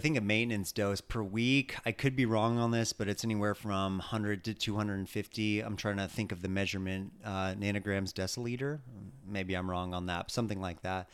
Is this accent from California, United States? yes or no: yes; California, United States; growing up in California